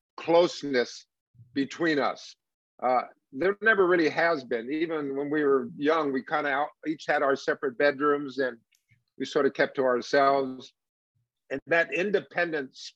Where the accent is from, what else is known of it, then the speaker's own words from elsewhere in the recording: Palm Springs, California, United States; also born or lived in Los Angeles, California; Maybe six or seven, we moved out to Palm Springs